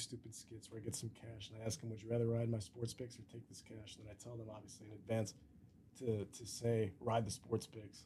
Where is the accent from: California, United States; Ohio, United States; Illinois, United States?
Illinois, United States; Chicago; I was born here